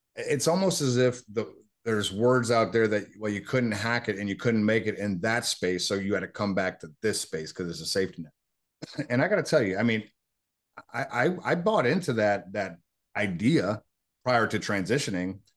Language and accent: English; Buffalo, New York, United States; moved away as an adult; I was born in Buffalo, New York.